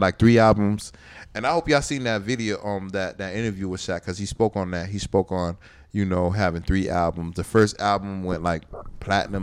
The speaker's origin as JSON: {"language": "English", "town": "Miami", "region": "Florida", "country": "United States", "said": "I'm from Dade County"}